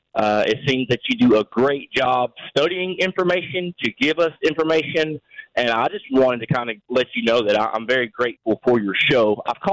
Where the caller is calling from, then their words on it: South Carolina, United States; I'm calling from South Carolina